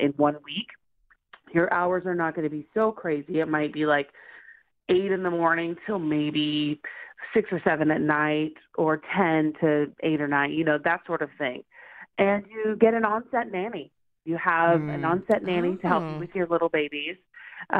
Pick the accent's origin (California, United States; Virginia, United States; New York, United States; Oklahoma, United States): Oklahoma, United States; moved away as an adult; now in Los Angeles, United States; I'm originally from Oklahoma. So I moved to Los Angeles about 12 years ago to pursue a career in acting